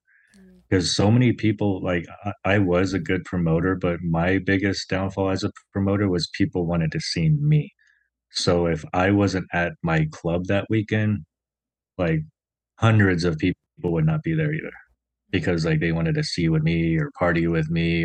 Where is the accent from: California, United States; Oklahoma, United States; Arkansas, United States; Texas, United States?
Oklahoma, United States; Tulsa; also born or lived in South Korea; now in Las Vegas, United States; growing up in Tulsa, Oklahoma, I was like, there's no Koreans in Tulsa, Oklahoma